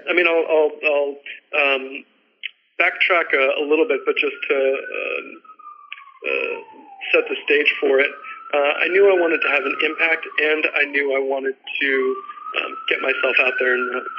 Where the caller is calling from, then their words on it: New York City, New York, United States; So I'm calling from New York City